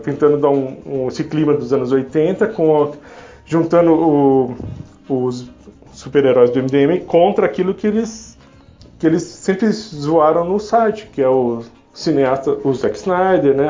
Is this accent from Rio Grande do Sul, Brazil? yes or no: no; São Paulo, Brazil; eu sou de São Paulo